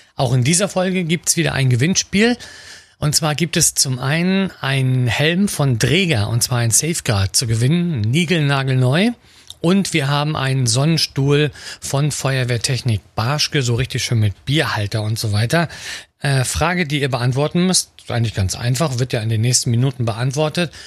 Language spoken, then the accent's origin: German; Mecklenburg-Vorpommern, Germany; bei uns in Mecklenburg-Vorpommern